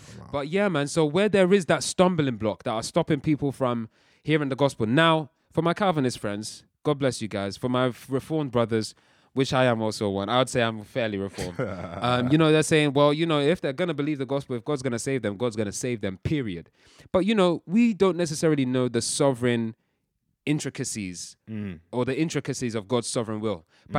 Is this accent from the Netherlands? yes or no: no; Nigeria; I'm shouting because I'm passionate, bruv. I'm Nigerian. It's what we do.